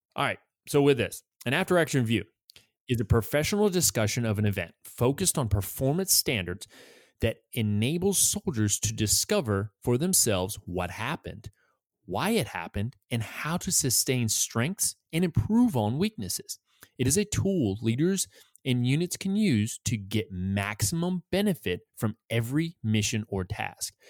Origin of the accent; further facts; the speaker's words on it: New England, United States; I'm from New England.